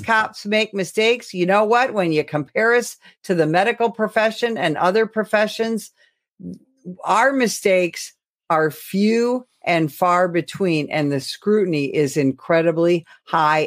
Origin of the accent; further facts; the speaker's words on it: Illinois, United States; my home state of Illinois